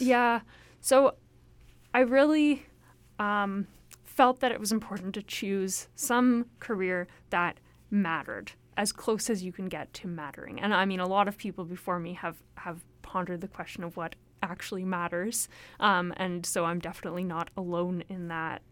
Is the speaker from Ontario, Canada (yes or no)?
yes; Toronto, Ontario, Canada; moved away as an adult; also born or lived in Hamilton / Alberta; now in Vancouver, Canada; I grew up in Toronto